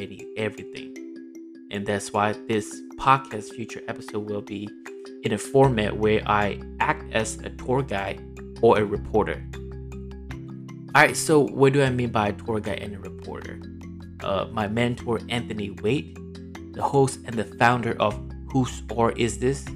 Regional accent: Myanmar; English is a second language; moved away as an adult; now in United States; I am born and raised in Myanmar for the first 18 years of my life, until I migrated to this great nation called US

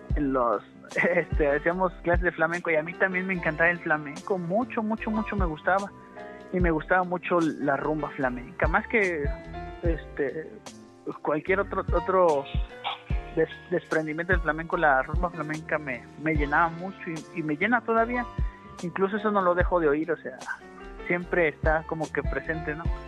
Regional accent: San Luis Potosí, Mexico; Acá nosotros también el norteño en San Luis Potosí es muy somos norteños

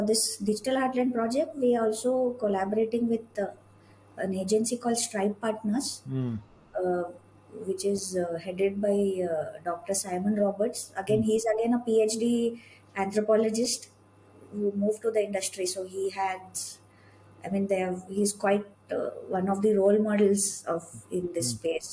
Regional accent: Bangalore, Karnataka, India; moved away as an adult; now in Udaipur, India; right now I'm living in Udaipur, but I was born and brought up in Bangalore

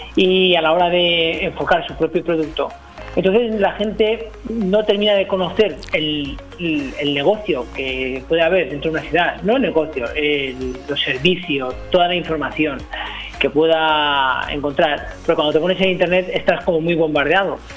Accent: El Campello, Valencian Community, Spain; yo no soy natural de Benidorm, soy natural de Campello, natural un pueblecito cercano

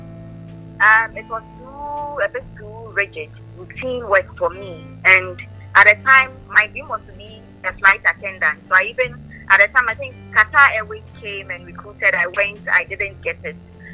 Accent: Accra, Greater Accra, Ghana; I was born in Accra. I lived with my parents.

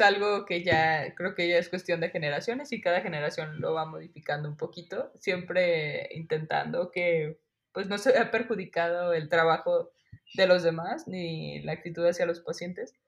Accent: Guadalajara, Jalisco, Mexico; moved away as an adult; also born or lived in Mexico City; now in State of Mexico, Mexico; voy a Guadalajara, que es de donde yo soy, a ver a mi familia

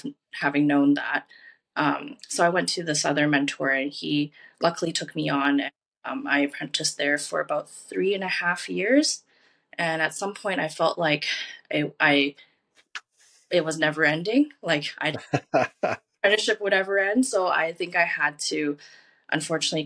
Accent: Richmond, British Columbia, Canada; now in Vancouver, Canada; I was born and raised in Richmond

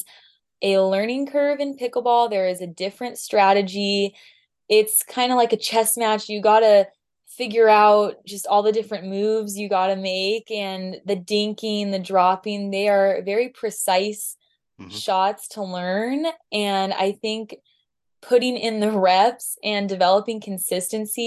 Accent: Southern California, United States; I'm from Southern California

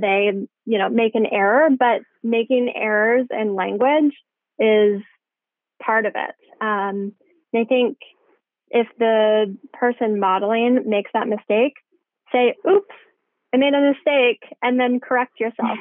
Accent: Indiana, United States; moved away as an adult; also born or lived in Tennessee / Denver; now in Bay Area, United States; I'm from Indiana originally, so a long way from home right now

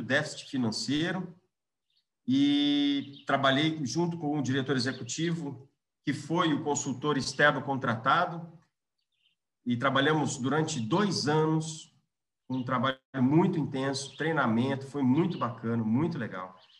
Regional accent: Londrina, Paraná, Brazil; also born or lived in Natal; now in Curitiba, Brazil; eu sou londrinense, tenho 42 anos

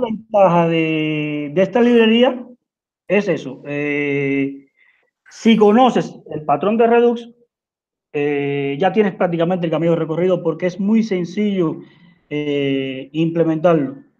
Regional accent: Cuba; now in Uruguay; soy de Cuba, pero estoy viviendo en Uruguay.

